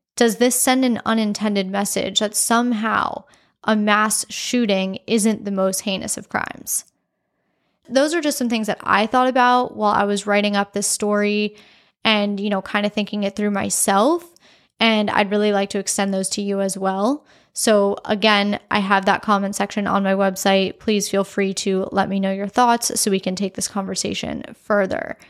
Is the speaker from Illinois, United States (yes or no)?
no; South Florida, United States; I am from South Florida